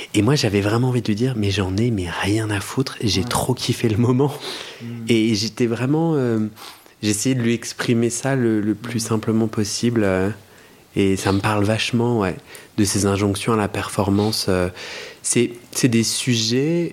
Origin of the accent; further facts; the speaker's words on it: Paris, Île-de-France, France; je suis parisien.